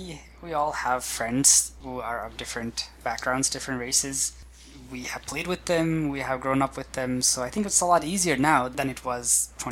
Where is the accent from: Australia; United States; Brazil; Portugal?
Brazil; I think growing up in Brazil, Brazil already has a lot of mixtures.